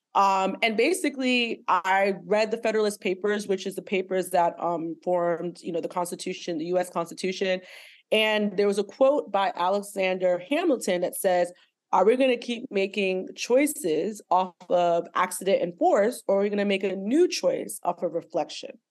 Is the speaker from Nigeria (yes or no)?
yes; Nigeria; also born or lived in Lagos, Nigeria; now in United States; I'm Nigerian American, right? So I'm Nigerian, but I live in America. I've also lived in Lagos